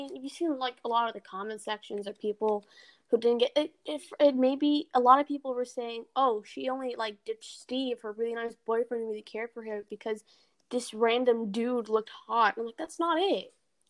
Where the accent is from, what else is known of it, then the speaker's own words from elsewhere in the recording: India; I see, as an Indian, again, I see the truth in what you're saying.